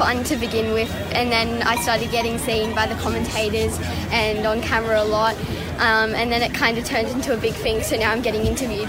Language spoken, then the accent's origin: English; Wollongong, New South Wales, Australia; I'm from Wollongong here.